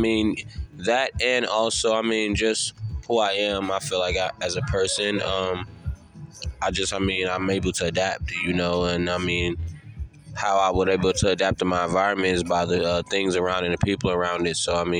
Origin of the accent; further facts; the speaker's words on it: Newark, New Jersey, United States; also born or lived in Rock Hill, South Carolina; now in Charlotte, United States; I'm actually from North New Jersey originally, but I spent like half my life down here in Rock Hill, South Carolina, in Charlotte. So I say it's 50-50.